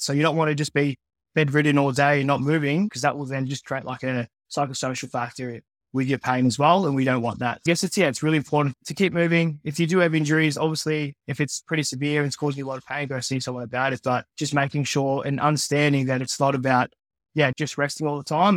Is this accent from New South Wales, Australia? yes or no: no; regional Victoria, Australia; also born or lived in Philippines; I was born in the Philippines, just north of Manila. Grew up in Australia, though, here in Victoria.